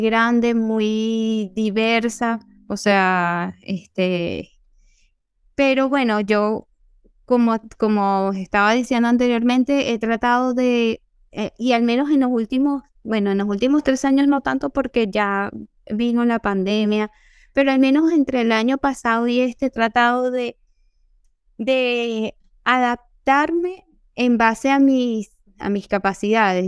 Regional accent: Caracas, Capital District, Venezuela; moved away as an adult; now in Chile; soy caraqueña

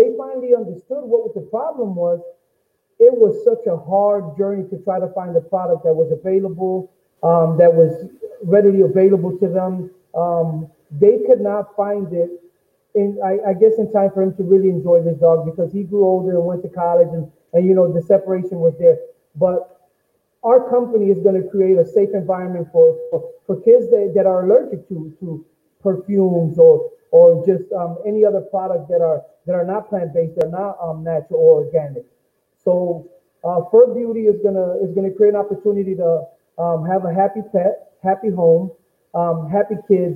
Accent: Chicago, Illinois, United States; I'm born and raised in Chicago, at Homo Park

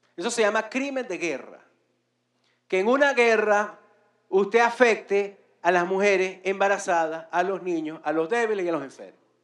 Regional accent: Venezuela; moved away as an adult; now in Dominican Republic; En mi país, Venezuela

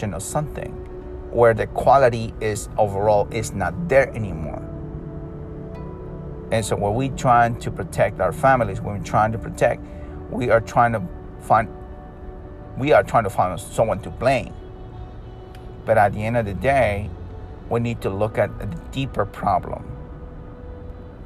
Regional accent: Peru; I'm from Peru

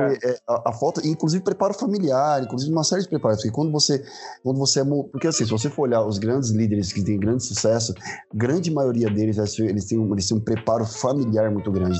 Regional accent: São Paulo, Brazil; nasci em favela em São Paulo

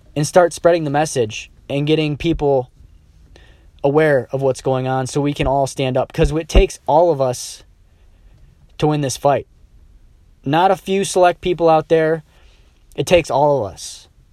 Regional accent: United States

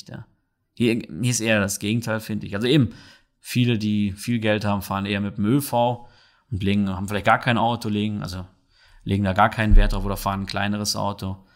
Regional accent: North Rhine-Westphalia, Germany; und aus meiner Region, wo ich herkomme, da in NRW

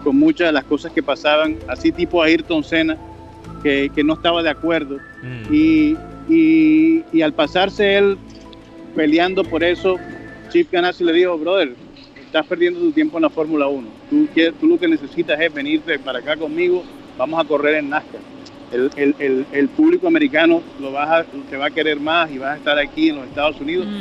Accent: Colombia; nosotros como colombianos

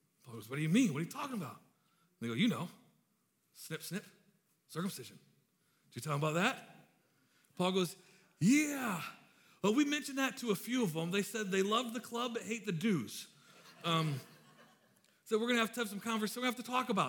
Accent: Williamston, Michigan, United States; I grew up in Williamston and we called DeWitt the DeWittiots

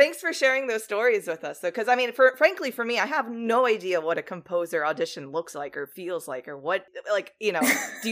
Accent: San Diego, California, United States; growing up in San Diego

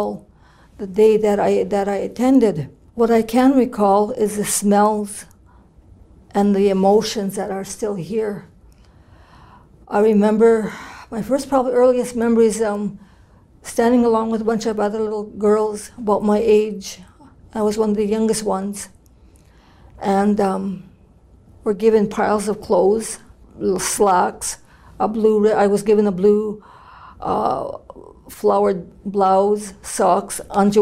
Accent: Kenora, Ontario, Canada; I'm from the Treaty 3 area, Kenora, Ontario. And I'm Ojibwe Okwe from there

